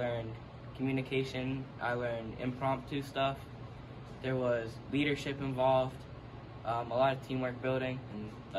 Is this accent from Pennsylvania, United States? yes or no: yes; McKeesport, Pennsylvania, United States; I play football, baseball, basketball, and I'm from McKeesport.